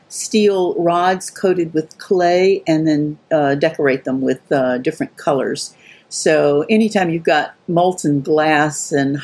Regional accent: Birmingham, Alabama, United States; now in Atlanta, United States; I grew up in Birmingham, Alabama

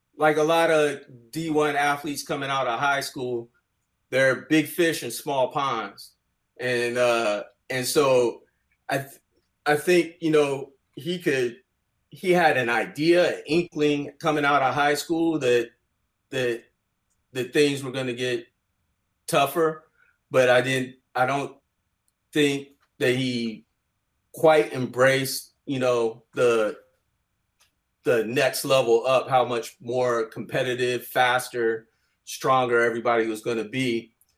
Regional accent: Bay Area, California, United States; growing up in the Bay Area

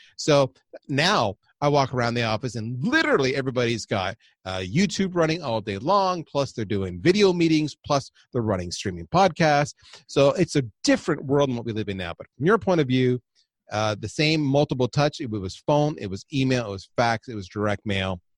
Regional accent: Windsor, Ontario, Canada; also born or lived in Toronto, Canada; I grew up on the U S A, uh, Canadian border of Windsor and Detroit.

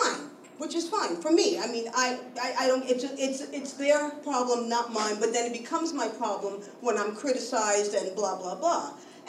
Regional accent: New York City, New York, United States; Is anybody else here besides me a native New Yorker? Born and raised in New York City?

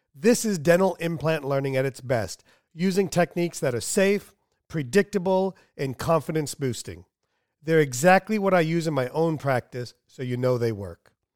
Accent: United States; I'm American

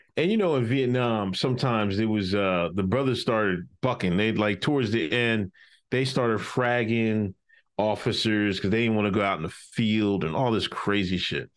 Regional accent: United States; my hometown, Westchester

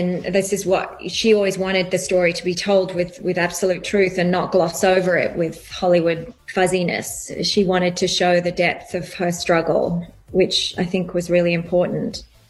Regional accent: England, United Kingdom; also born or lived in Australia; now in United States; I have grown up in England, lived in Australia, and now a long time in America, and I do find my accent goes all over the place.

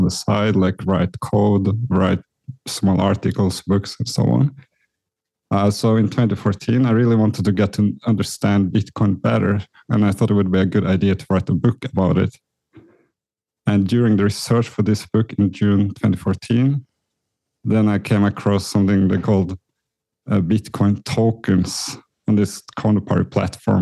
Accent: Norway; moved away as an adult; also born or lived in New York; I was born in Norway, Scandinavia

